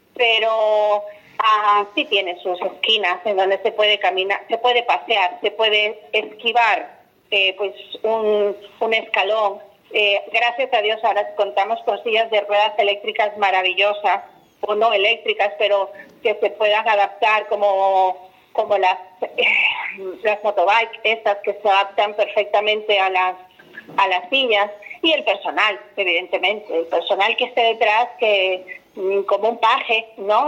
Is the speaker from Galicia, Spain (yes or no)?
yes; Galicia, Spain; tengo que tirar para mi tierra y hablar de las playas gallegas